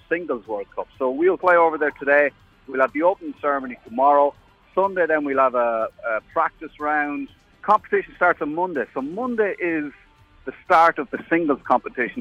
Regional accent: Newbridge, Leinster, Ireland; I'm from Newbridge

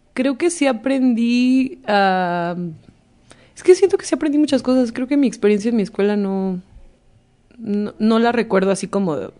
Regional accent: Veracruz, Mexico; el tema del mar para mí es eh, mi origen, porque soy de Veracruz

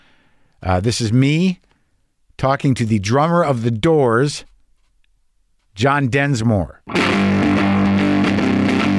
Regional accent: Albuquerque, New Mexico, United States; moved away; also born or lived in New Jersey; I was born in Jersey, but I mostly grew up in Albuquerque.

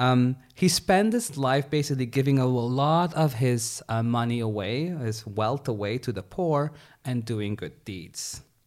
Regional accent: Suriname; moved away; Suriname, I come from Suriname.

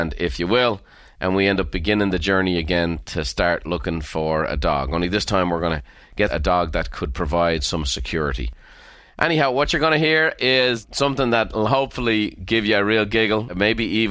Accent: Ireland; as Irish people

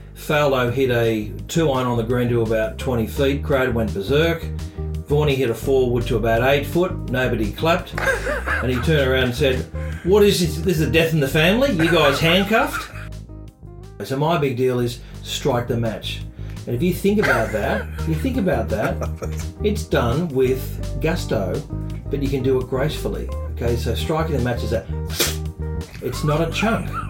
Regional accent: Australia; being an Australian

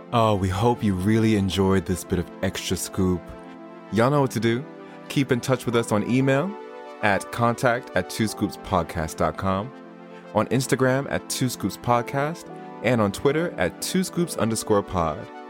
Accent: New York, United States; now in United Kingdom; I'm from New York, of all places

